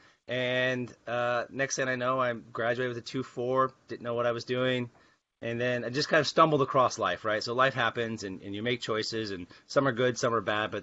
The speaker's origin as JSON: {"language": "English", "town": "Portland", "region": "Oregon", "country": "United States", "tie": "born or raised there", "moved": "as an adult", "lives_now": "Al Ain, United Arab Emirates", "said": "I grew up in the Pacific Northwest here in Portland, and I grew up in Southeast Portland"}